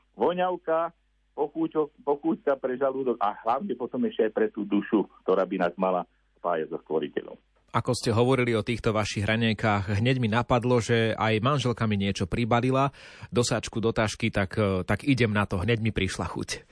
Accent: Liptovské Revúce, Žilina Region, Slovakia; na dedine u nás v Liptovských revútach

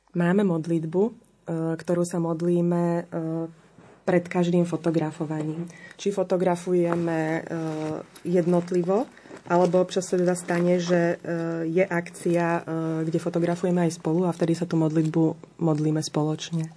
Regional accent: Slovakia; u nás doma na Slovensku

